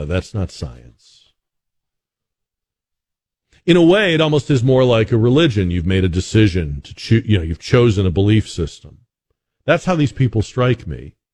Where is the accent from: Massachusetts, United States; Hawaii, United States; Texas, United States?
Massachusetts, United States; Boston; now in San Antonio, United States; I am originally from Boston